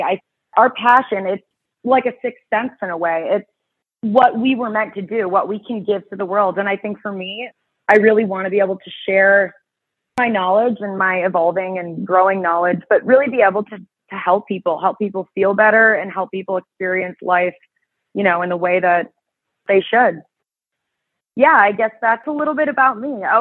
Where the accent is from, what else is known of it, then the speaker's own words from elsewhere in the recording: Chicago, Illinois, United States; I was born and raised here in Chicago